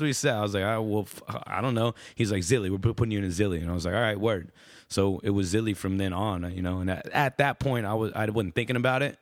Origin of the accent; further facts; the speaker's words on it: Austin, Texas, United States; I was born and raised in Austin, Texas.